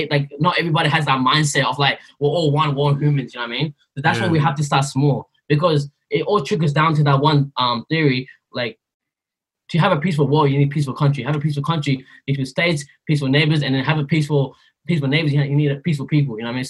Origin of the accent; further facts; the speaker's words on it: Myanmar; I'm from Burma. Where's that? People don't know where we're from, bro. Like, oh, it's in Southeast Asia.